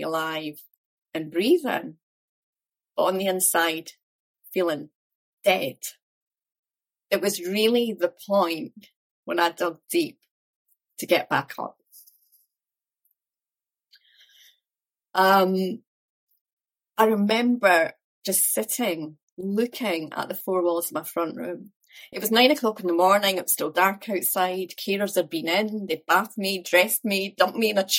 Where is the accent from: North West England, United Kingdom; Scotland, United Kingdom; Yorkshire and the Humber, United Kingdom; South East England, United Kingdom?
Scotland, United Kingdom; Dunfermline; also born or lived in Glasgow; I was brought up in Dunfermline in Fife, so only about 20 minutes from where I live now, actually